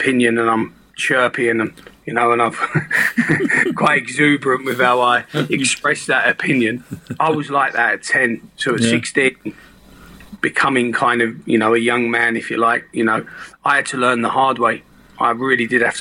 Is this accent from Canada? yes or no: no; Hitchin, East of England, United Kingdom; I was born in Hitchin